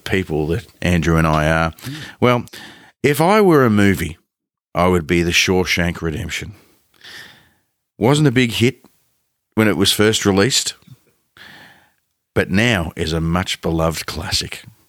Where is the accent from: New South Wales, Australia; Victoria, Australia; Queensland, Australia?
Victoria, Australia; Ballarat; I grew up just outside of Ballarat for most of my young life, mm-hmm. probably from like when I was prep age through to, I want to say 18-ish.